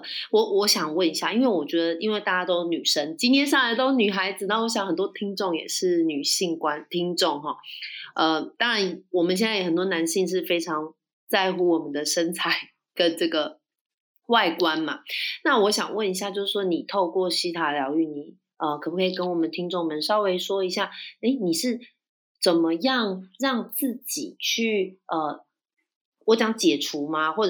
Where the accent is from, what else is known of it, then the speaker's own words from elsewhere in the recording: Taiwan; 就是我是台湾人，然后我也嫁台湾先生，